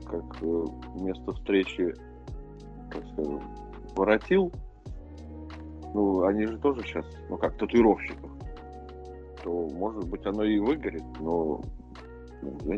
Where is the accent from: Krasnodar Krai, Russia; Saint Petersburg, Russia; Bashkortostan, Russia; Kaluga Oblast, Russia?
Bashkortostan, Russia; Ufa; moved away; Хотя мы из Уфы переехали